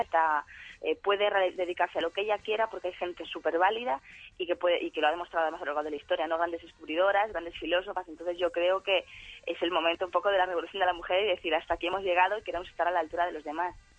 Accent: Galicia, Spain; moved away as an adult; hace cuatro años me fui de Galicia y el hecho abandonar mi casa y mi familia

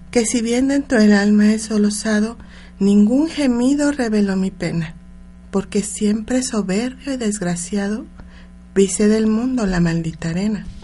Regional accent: Puebla, Mexico; born there; Yo soy una mujer que me encanta, me encantan mis raíces, o sea, siempre nací en Puebla y le doy gracias a la, vida por eso, México.

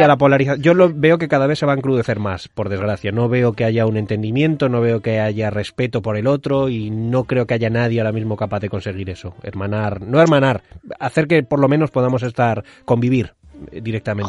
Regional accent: Madrid, Community of Madrid, Spain; now in Mallorca, Spain; Yo estoy viviendo en Mallorca, soy madrileño, vivo en Mallorca

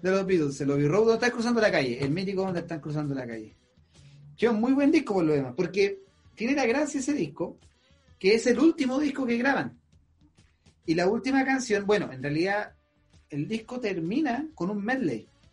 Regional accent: Chile

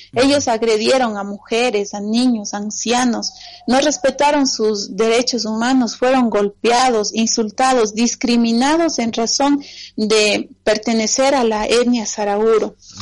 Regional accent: Ecuador; en mi país

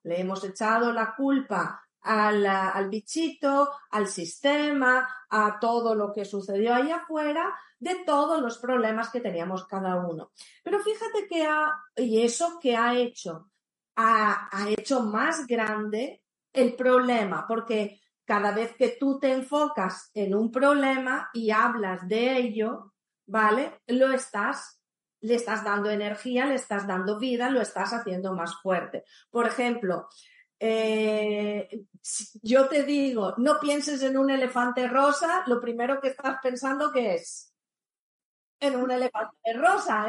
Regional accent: Italy; now in Spain; yo soy italiana, vivo en España

